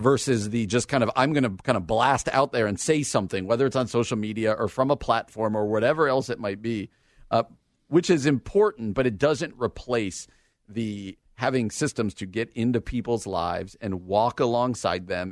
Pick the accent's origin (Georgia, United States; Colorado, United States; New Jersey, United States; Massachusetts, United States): New Jersey, United States; Washington Township; moved away; also born or lived in Illinois; I grew up in Washington Township.